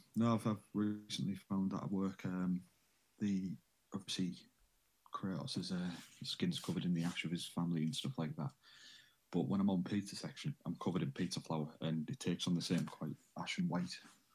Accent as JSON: {"language": "English", "town": "Middlesbrough", "region": "North East England", "country": "United Kingdom", "said": "I am from a little place called Middlesbrough on Teesside. In the northeast of England."}